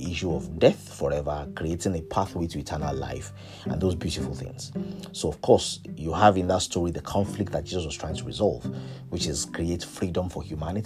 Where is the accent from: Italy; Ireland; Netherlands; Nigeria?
Nigeria; Ilorin, Kwara; I was born in Ilorin to a civil servant's parents